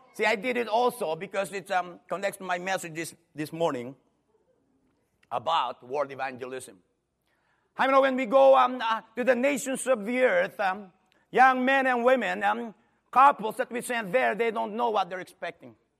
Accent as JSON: {"language": "English", "country": "Philippines", "moved": "yes", "lives_now": "California, United States", "said": "I'm from the Philippines, pastoring in California"}